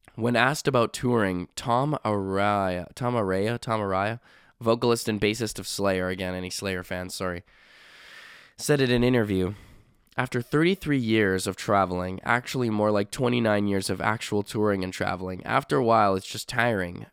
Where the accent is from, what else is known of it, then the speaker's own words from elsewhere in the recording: Canada; I'm Canadian